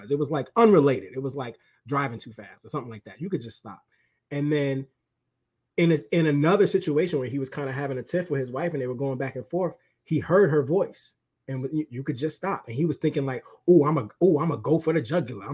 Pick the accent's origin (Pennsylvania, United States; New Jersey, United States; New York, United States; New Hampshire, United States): New York, United States; I'm from New York